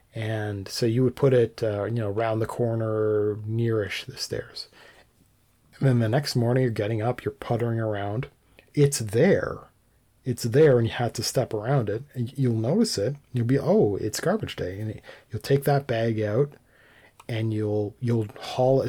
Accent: Canada; as a Canadian

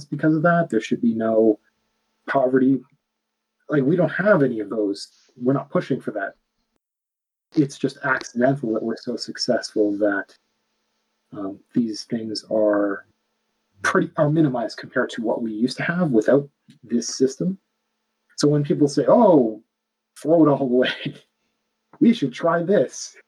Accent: Ontario, Canada; I'm from Ontario, and Ontario is the largest population of the Canadians

